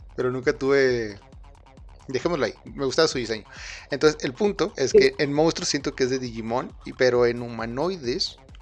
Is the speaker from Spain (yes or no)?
yes; Spain; soy de España.